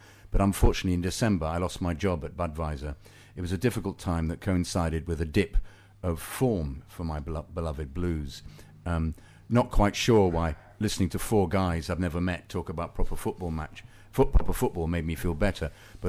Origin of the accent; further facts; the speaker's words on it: Florida, United States; I'm from Central Florida. We had the Rowdies in the MLS for a while.